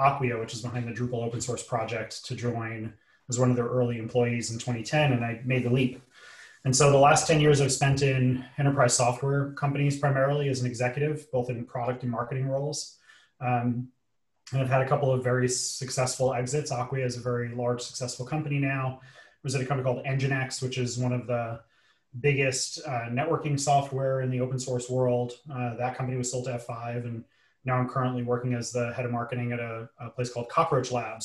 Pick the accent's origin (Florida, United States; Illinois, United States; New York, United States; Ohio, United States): New York, United States; New York City; I grew up in New York City to what we call in the US a blue collar family